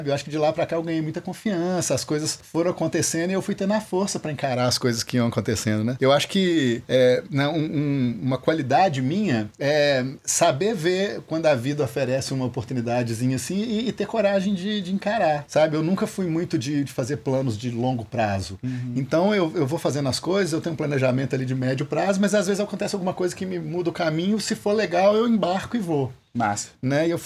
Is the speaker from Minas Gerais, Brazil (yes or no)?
yes; Viçosa, Minas Gerais, Brazil; Que eu, eu sou de Viçosa. Uhum. E lá eu já tocava com as bandas lá